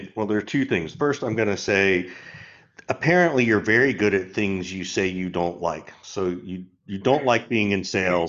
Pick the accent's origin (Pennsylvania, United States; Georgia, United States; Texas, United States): Georgia, United States; I'm a white male. I'm also heterosexual. Grew up in Georgia